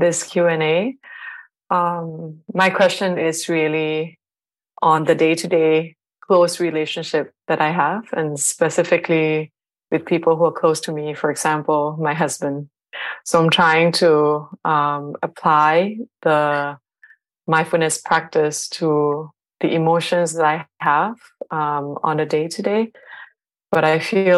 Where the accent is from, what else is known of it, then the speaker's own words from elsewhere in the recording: Thailand; also born or lived in Bangkok / Lampang; now in Hamburg, Germany; So I'm calling from Hamburg, Germany, but I'm originally from Thailand.